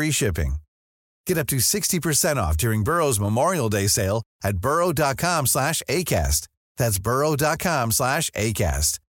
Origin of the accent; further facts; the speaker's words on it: London, United Kingdom; No, no, I'm. Uh, I grew up